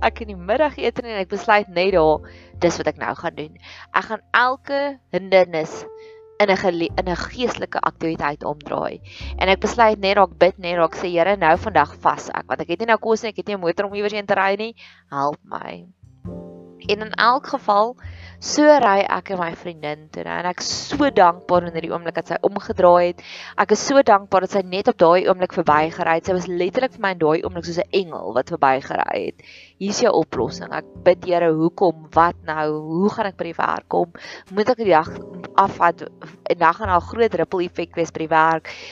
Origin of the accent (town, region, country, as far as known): South Africa